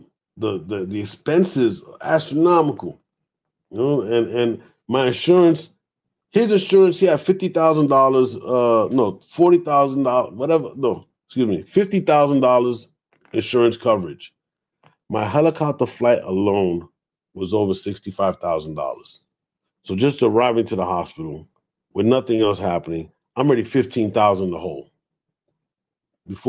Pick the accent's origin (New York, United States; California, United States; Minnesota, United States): New York, United States; New York City; moved away as an adult; also born or lived in Harlem / Georgia; I grew up in the Bronx